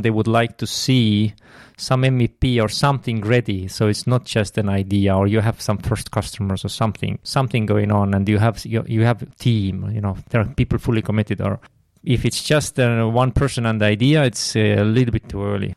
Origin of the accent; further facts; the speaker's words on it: Tartu, Tartu County, Estonia; I'm from Estonia, um, based in Tartu. Have lived all, all my life in, in Tartu